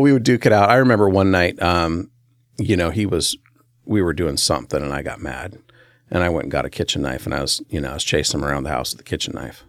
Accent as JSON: {"language": "English", "town": "Centralia", "region": "Washington", "country": "United States", "tie": "born or raised there", "said": "I grew up in a little town um, smack dab between Portland and Seattle, right on Interstate five"}